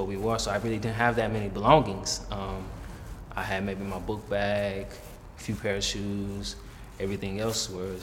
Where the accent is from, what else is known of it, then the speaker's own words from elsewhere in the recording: Atlanta, Georgia, United States; Growing up in Atlanta, I was always around black people